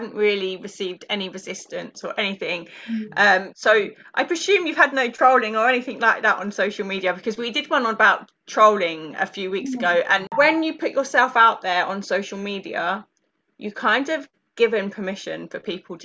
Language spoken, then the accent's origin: English; United Kingdom; I'm obviously British